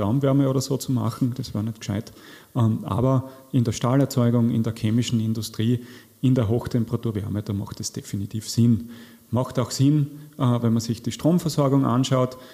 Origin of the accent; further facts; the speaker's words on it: Austria; zu uns passt als Österreicher